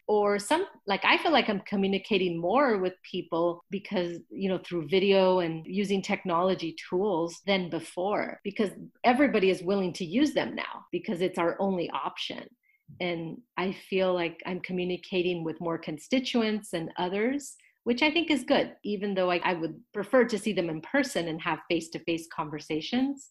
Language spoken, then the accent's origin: English; Los Angeles, California, United States; I grew up in the Northeast San Fernando Valley. This is where I was raised